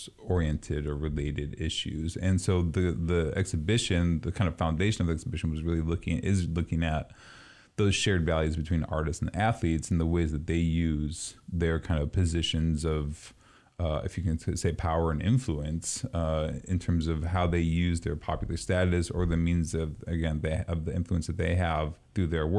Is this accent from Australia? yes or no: no; East Coast, United States; moved away; Growing up on the East Coast